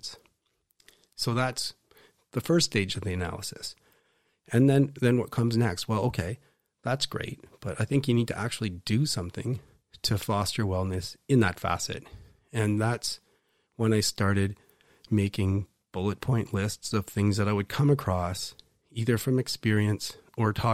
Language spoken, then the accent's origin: English; Waterloo, Ontario, Canada; I grew up in Waterloo